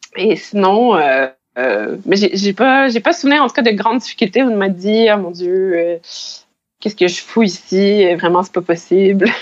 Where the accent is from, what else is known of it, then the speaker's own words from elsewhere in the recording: Saint-Hyacinthe, Quebec, Canada; first language French; moved away as an adult; also born or lived in Montreal; now in Abidjan, Côte d'Ivoire; je suis canadienne, québécoise. J'ai grandi à Saint-Hyacinthe, en Montérégie.